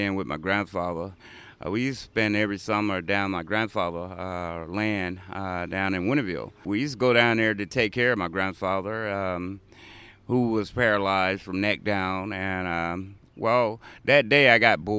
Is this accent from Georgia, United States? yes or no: yes; Athens, Georgia, United States; I was born here in Athens, Georgia, at Athens Regional